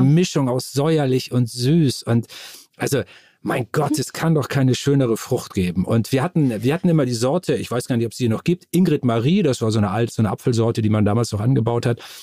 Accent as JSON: {"language": "German", "town": "Moor", "region": "Lower Saxony", "country": "Germany", "tie": "born or raised there", "said": "ich bin äh, aufgewachsen in dem Dorf Moor im Landkreis Stade in Norddeutschland"}